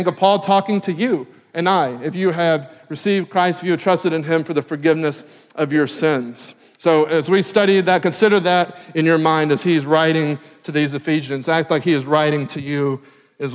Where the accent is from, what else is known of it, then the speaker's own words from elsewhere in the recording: Tennessee, United States; moved away as an adult; also born or lived in Texas; now in Maryland, United States; I am from Tennessee